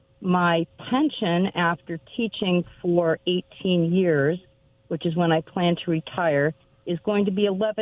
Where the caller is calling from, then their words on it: Kennewick, Washington, United States; Hi, this is …, and I live in Kennewick.